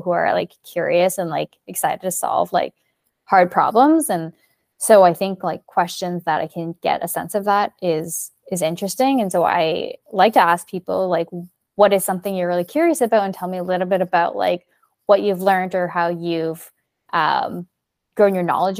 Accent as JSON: {"language": "English", "town": "Burnaby", "region": "British Columbia", "country": "Canada", "tie": "born or raised there", "also_born_or_lived": "Montreal", "moved": "yes", "said": "I grew up in Burnaby"}